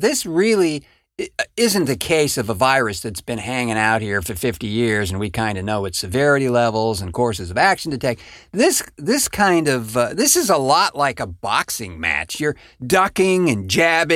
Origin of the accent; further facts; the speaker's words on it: San Francisco, California, United States; My hometown, for instance, San Francisco.